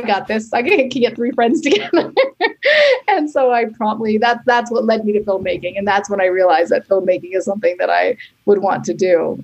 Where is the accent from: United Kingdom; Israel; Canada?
Canada; now in New York City, United States; I am Canadian and I now live in New York City with my husband and son